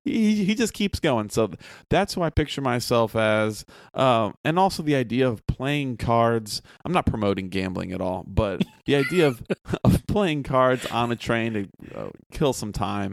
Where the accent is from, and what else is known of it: Chicago, Illinois, United States; born or raised there